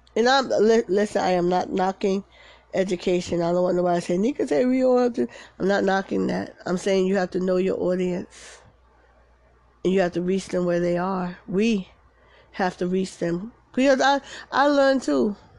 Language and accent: English; Paterson, United States; moved away; I'm from Patterson, you know, fair east side